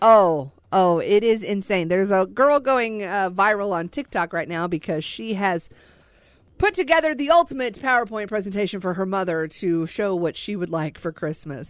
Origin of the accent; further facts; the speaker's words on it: Joplin, Missouri, United States; I'm from Joplin, Missouri